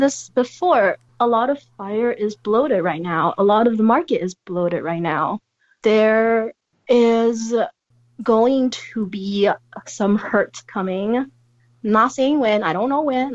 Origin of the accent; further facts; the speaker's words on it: San Francisco, California, United States; moved away; I come from San Francisco